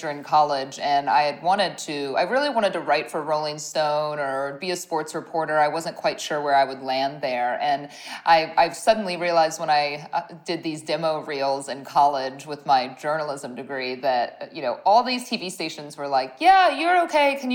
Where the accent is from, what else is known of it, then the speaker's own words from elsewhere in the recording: Ohio, United States; moved away as an adult; now in Dallas, United States; And I'm from Ohio originally, but when I I had moved to Dallas, right, to get this job